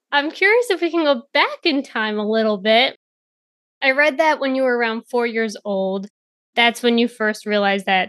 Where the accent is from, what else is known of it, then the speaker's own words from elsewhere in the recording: New York City, New York, United States; I'm from New York.